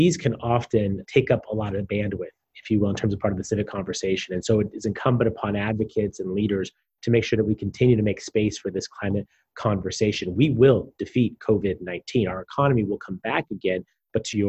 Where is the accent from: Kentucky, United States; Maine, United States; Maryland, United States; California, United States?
California, United States; San Diego; having spent over a decade waking up every day with the sole mission of making my hometown a better place to live